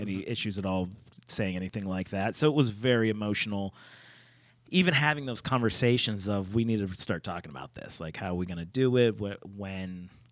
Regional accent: Pittsburgh, Pennsylvania, United States; I'm from Pittsburgh

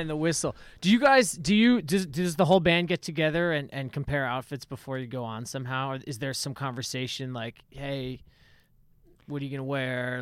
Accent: Northeast, United States; I'm from the Northeast

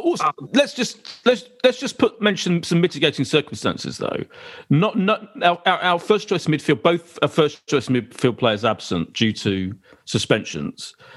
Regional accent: Essex, East of England, United Kingdom; I am from Essex

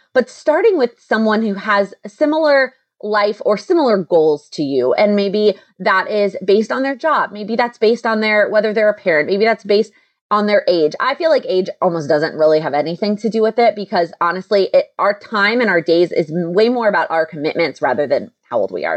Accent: Texas, United States; moved away; I'm originally from Texas

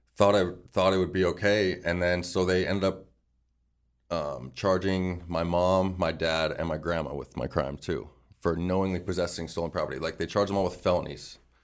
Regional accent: Phoenix, Arizona, United States; I'm like from Awatukee, Arizona

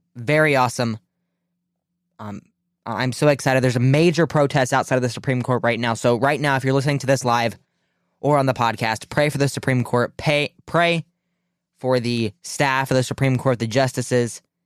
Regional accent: Ohio, United States; in my home state of Ohio

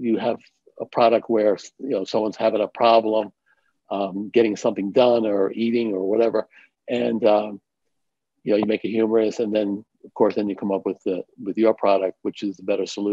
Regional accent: New York City, New York, United States; I grew up in New York City in Manhattan

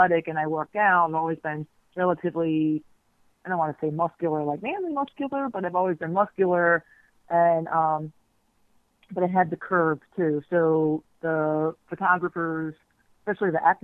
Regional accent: Miami, Florida, United States; I grew up, I did not go to public school in Dade County. I'm from Miami, well, south of Miami, actually

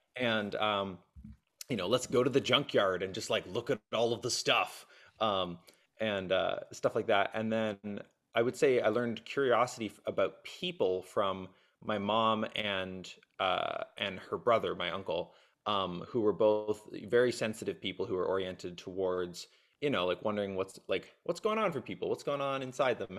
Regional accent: Nova Scotia, Canada; moved away as an adult; also born or lived in Kitchener-Waterloo, Ontario; moved out to Nova Scotia when I was very young. So grew up in a small town on the East Coast.

